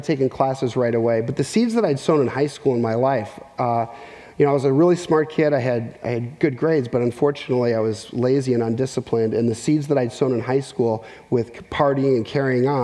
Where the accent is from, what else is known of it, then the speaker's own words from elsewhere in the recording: Minneapolis, Minnesota, United States; moved away; also born or lived in central Arkansas; I grew up in Minneapolis, Minnesota